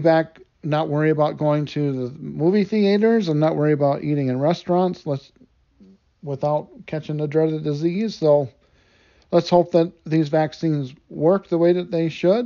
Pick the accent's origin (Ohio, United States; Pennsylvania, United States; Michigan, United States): Michigan, United States; Detroit; I grew up in Detroit, Michigan